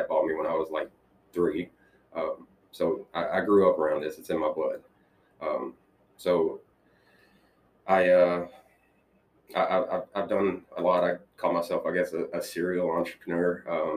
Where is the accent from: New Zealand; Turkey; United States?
United States; Brighton, Tennessee; I was raised in Brighton. I'm a Brighton High School graduate